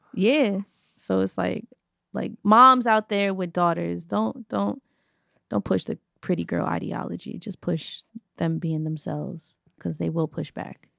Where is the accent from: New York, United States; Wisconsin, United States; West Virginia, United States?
New York, United States; growing up in New York